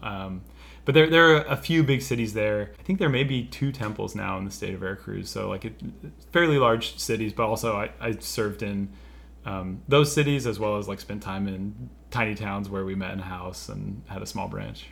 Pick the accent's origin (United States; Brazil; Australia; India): United States; Minden, Nevada; I grew up in a small town in northern Nevada called Minden